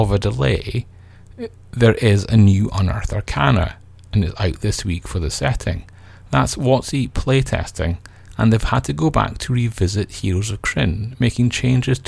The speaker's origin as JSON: {"language": "English", "country": "United Kingdom", "said": "I feel guilty now, not for being British"}